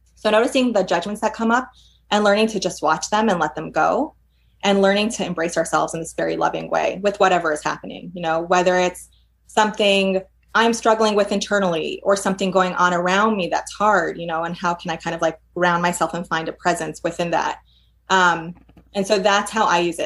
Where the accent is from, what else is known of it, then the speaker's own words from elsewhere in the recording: New York, United States; moved away as an adult; now in Portland, United States; I'm from New York originally. I worked in New York for several years